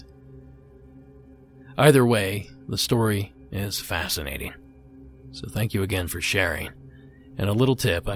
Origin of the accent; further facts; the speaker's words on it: Ohio, United States; the state I grew up in, the state of Ohio